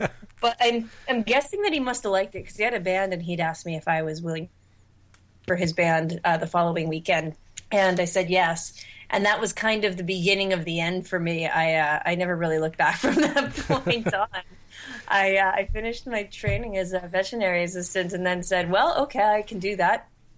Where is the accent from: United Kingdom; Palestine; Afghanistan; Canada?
Canada; I'm Canadian now anyway.